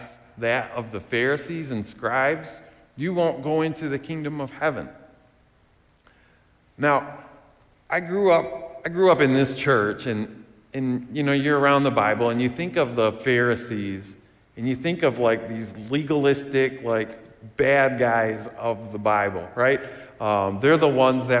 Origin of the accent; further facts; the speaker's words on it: West Michigan, United States; growing up in West Michigan